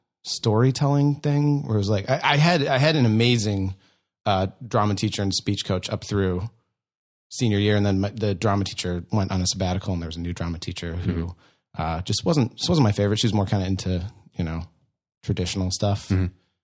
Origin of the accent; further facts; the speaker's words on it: Iowa, United States; I am from Iowa.